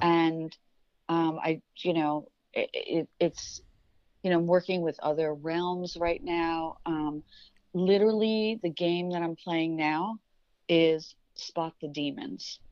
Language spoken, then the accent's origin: English; New York, United States; I come from New York